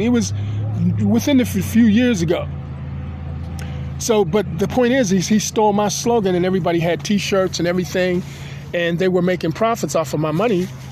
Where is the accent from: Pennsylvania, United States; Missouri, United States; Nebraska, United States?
Pennsylvania, United States; Pittsburgh; I'm a Pittsburgher, I'm a Pennsylvanian, and I'm an American citizen